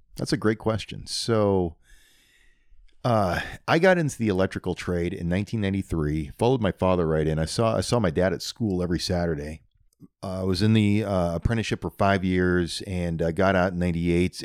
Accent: New Virginia, Iowa, United States; also born or lived in Indianola, Iowa; I grew up down by New Virginia, out in the country, right off a highway called G seventy-six

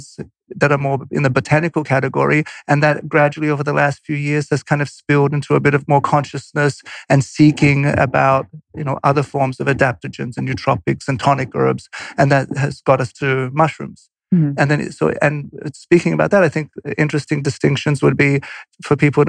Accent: Australia; moved away; I'm Polish. I grew up in Australia

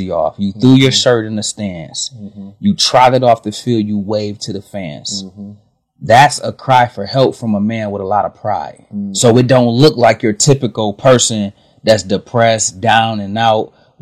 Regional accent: Michigan, United States; we are from Michigan, born and raised

